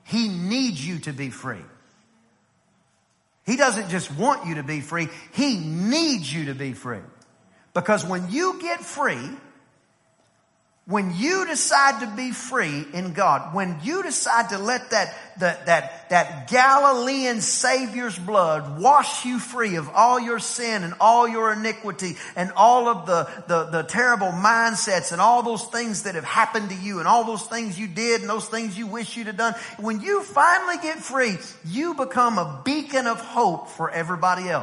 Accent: East Texas, United States; I grew up in East Texas where, you know, everybody did some kind of cowboy

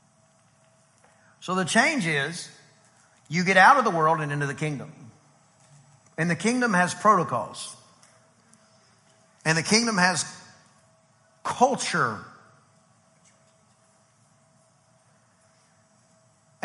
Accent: East Texas, United States; I'm from East Texas

